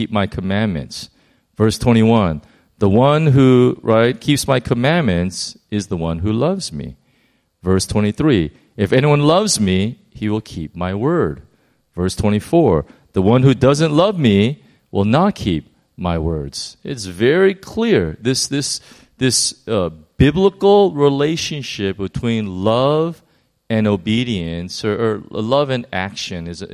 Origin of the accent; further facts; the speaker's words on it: United States; I'm American